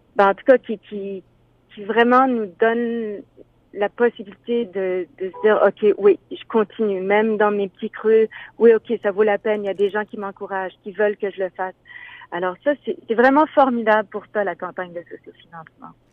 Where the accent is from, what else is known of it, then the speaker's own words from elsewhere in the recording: Moncton, New Brunswick, Canada; je suis née donc à Moncton, au Nouveau-Brunswick, puis là-bas, ben, je faisais beaucoup de musique quand j'étais petite